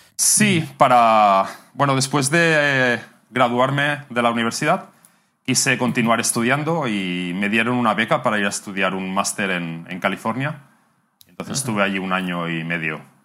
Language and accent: Spanish; near Barcelona, Catalonia, Spain; moved away as an adult; now in Bangkok, Thailand; Soy de cerca de Barcelona. Soy catalán.